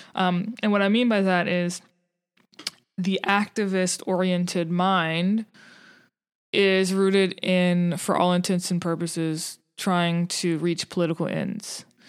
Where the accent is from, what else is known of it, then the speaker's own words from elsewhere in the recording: New Orleans, Louisiana, United States; I'm from New Orleans, so that's, like, home turf